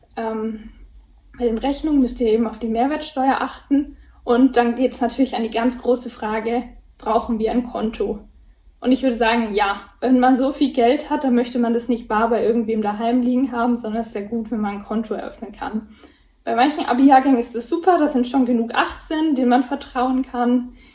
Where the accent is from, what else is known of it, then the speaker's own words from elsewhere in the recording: Erlangen, Bavaria, Germany; Bei uns in Erlangen